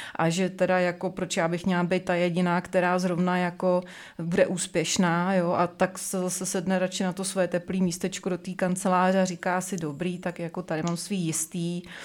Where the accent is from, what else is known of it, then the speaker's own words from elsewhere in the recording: Czechia; u nás v Čechách